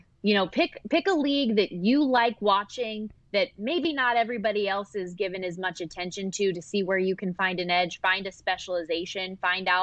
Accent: Las Vegas, Nevada, United States; I was born and raised here in Las Vegas.

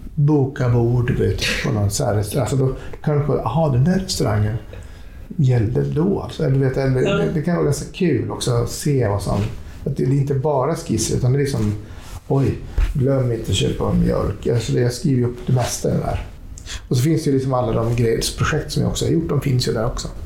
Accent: Skellefteå, Västerbotten County, Sweden; moved away as an adult; also born or lived in Jakobstad, Finland; now in Stockholm, Sweden; det är min uppväxtstad. Mm. Därför tycker jag också att det är min hemstad

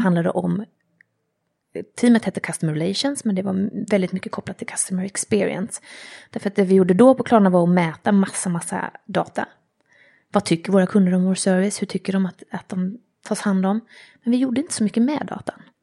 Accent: Jönköping, Jönköping County, Sweden; also born or lived in Vännäs, Umeå; Jag har vuxit upp i Jönköping. Jönköping. Eller egentligen i Umeå och Jönköping.

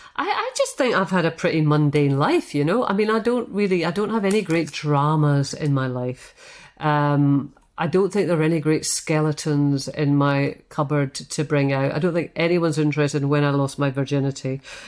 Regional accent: Scotland, United Kingdom; And I think a lot of that is to do with being Scottish

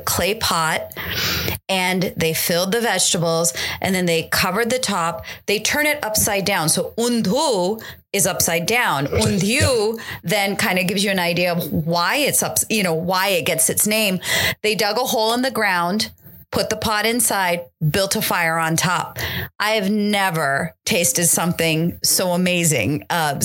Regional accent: Silicon Valley, California, United States; moved away; I grew up in California, in the Silicon Valley

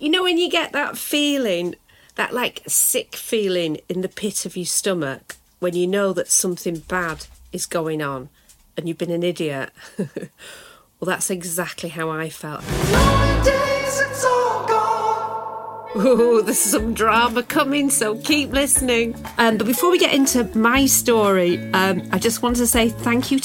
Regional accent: United Kingdom; now in Los Angeles, United States; as a British woman

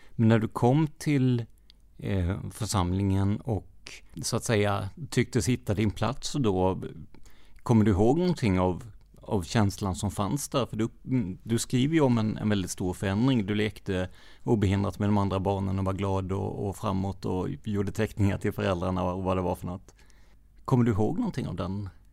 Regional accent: Rödeby, Blekinge, Sweden; Jag är uppväxt i Rödeby

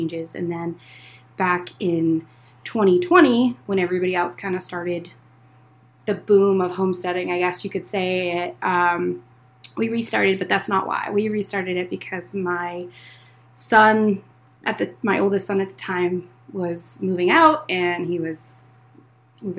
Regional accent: Windsor, Maine, United States; moved away; I grew up in Windsor, and the farm that we have now was actually built in the 70s by my grandfather

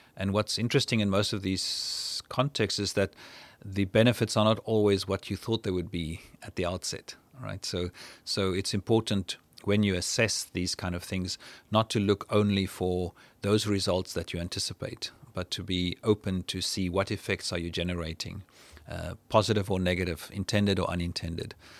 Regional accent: South Africa; I'm from South Africa

